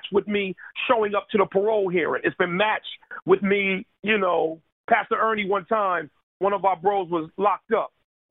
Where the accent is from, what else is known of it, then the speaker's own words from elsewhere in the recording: Paterson, New Jersey, United States; now in Camden, United States; I'm from Paterson, New Jersey, one of the most dangerous cities in America